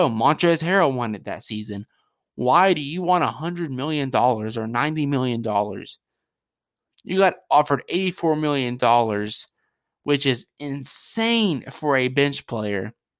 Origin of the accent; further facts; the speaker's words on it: Kentucky, United States; I had to decide to stick with my hometown of Kentucky.